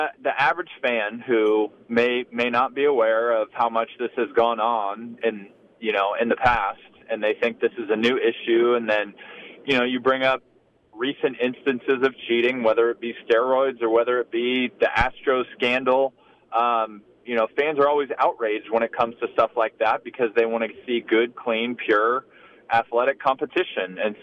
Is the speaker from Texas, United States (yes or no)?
yes; Texas, United States; growing up in Texas